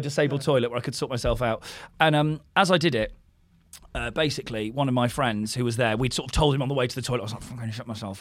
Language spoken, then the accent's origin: English; Didcot, South East England, United Kingdom; moved away; I went to school in my hometown, did Carl, Saint Bryaness, my school was called